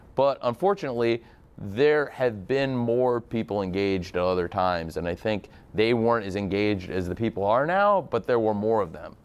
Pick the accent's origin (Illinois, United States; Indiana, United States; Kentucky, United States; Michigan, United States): Illinois, United States; I'm from Illinois